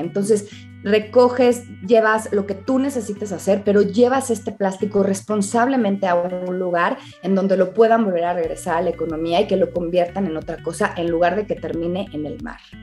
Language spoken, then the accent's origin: Spanish; Mexico; los mexicanos somos muy dados a comer con los ojos